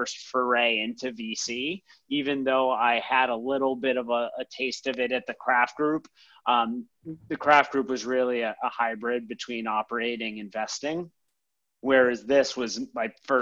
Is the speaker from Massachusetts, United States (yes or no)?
yes; Boston, Massachusetts, United States; moved away as an adult; now in New York City, United States; I'm originally from Boston